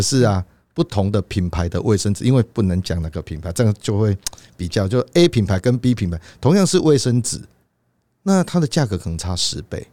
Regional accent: Taiwan; 我们台湾人

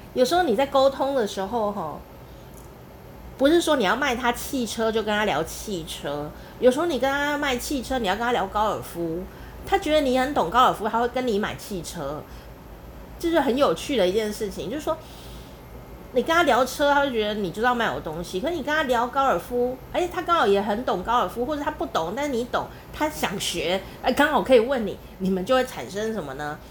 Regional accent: Taichung, Taiwan; 我家乡台中市，有一个地方也叫龙井

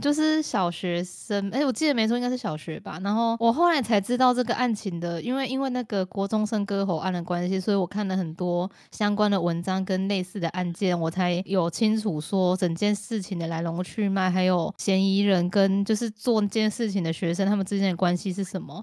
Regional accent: Keelung, Taiwan; 你在侮辱我的故乡

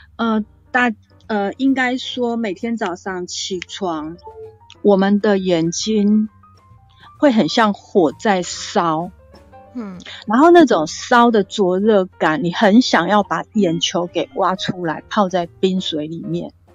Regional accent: Kaohsiung, Taiwan; 我是从小住在高雄小岗大林八点厂的附近

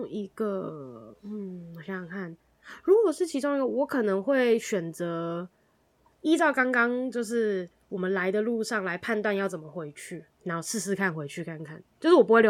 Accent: Taichung, Taiwan; 啊，我是台中人。

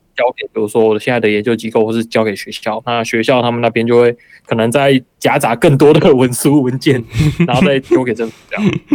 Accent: Taiwan; now in Japan; 像我是台湾的话

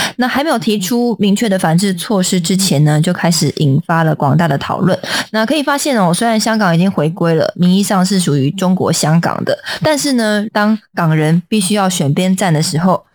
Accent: Taiwan; 我们台湾人

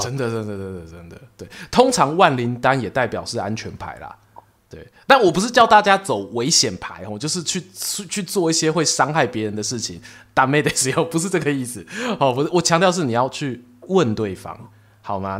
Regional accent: Yilan, Yilan County, Taiwan; also born or lived in Gongliao; 我自己出生是宜兰

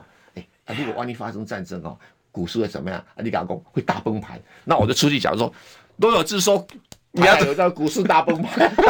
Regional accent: Taiwan; 对呀，哎呀，我跟你讲哈，我们台湾人就老是被一些假洋人唬了一愣一愣。

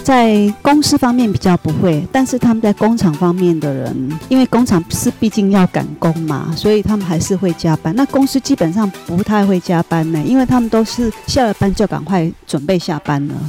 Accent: Taiwan; moved away as an adult; also born or lived in Bangkok, Thailand; 一般我们台湾人想象的

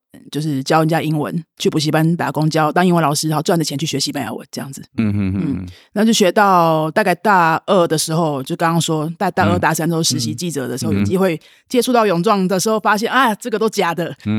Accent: Taipei, Taiwan; 我在台北长大

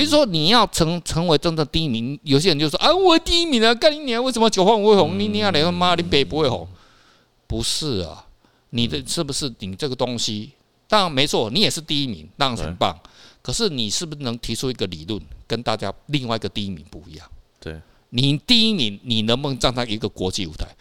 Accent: Taiwan; 不是只有我们台湾人爱看啦

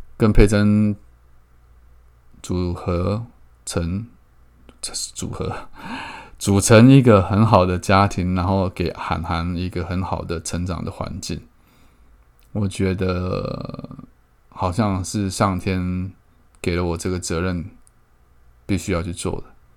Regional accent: Keelung, Taiwan; 我从小在基隆长大

